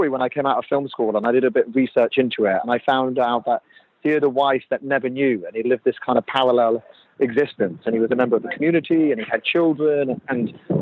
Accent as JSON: {"language": "English", "country": "Jersey", "tie": "born or raised there", "said": "I'm from Jersey, so I grew up on the island and I know it very well."}